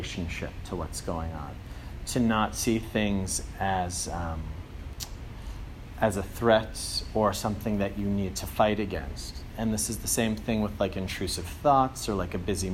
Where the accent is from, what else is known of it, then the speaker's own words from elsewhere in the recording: Andover, Massachusetts, United States; moved away as an adult; also born or lived in Germany; I'm from Andover, Mass, so the Boston area